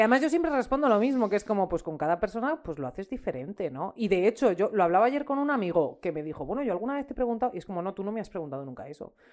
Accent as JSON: {"language": "Spanish", "town": "Ávila", "region": "Castile and León", "country": "Spain", "said": "soy de Ávila y no sé decir palabras que no son casticísimas"}